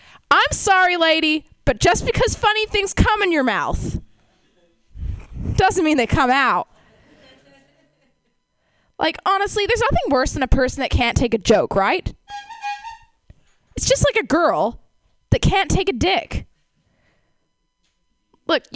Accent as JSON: {"language": "English", "country": "Canada", "moved": "yes", "said": "I come from Canada"}